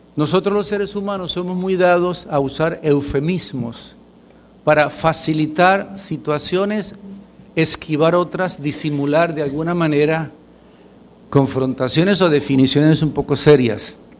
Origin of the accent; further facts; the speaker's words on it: Puerto Rico; Puertorriqueños somos puertorriqueños